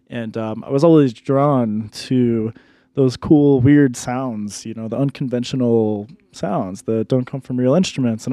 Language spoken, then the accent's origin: English; Dallas, Texas, United States; moved away as an adult; also born or lived in New York / Colorado Springs, Colorado; now in Denver, United States; I'm originally from New York, but I grew up mostly down in Dallas, Texas